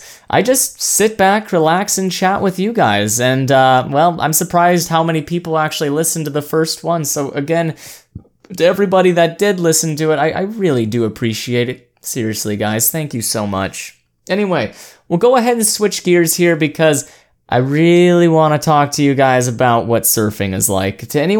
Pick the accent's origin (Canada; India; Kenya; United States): United States; Oregon; born there; I was born over in Oregon, right next to the ocean, so I kind of had it in my blood